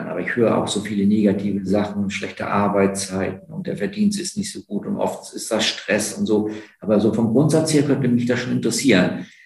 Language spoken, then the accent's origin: German; Heidelberg, Baden-Württemberg, Germany; ich bin auch in Heidelberg aufgewachsen